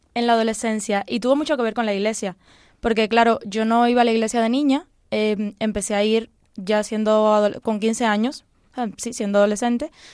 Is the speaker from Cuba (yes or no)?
yes; Cuba; now in Spain; Yo nací en Cuba